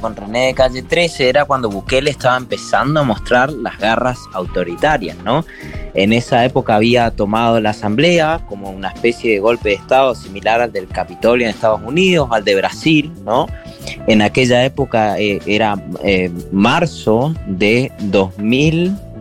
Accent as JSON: {"language": "Spanish", "country": "Argentina", "said": "yo como argentino"}